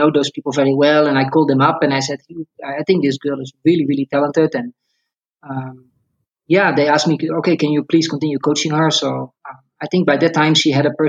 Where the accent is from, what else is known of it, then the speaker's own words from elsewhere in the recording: Netherlands; moved away as an adult; now in Kenya; I was born in the Netherlands. I grew up there.